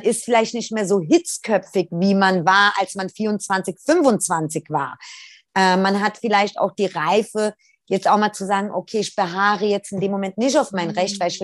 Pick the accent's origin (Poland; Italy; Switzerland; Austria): Italy; wir sind Italiener